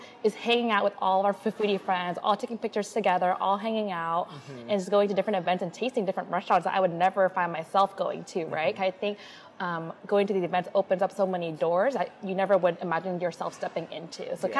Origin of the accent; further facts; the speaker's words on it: Portland, Oregon, United States; moved away as an adult; also born or lived in Orange County, California; now in Seattle, United States; I'm born and raised in Portland, but I actually did a little stint in Southern California for about a year.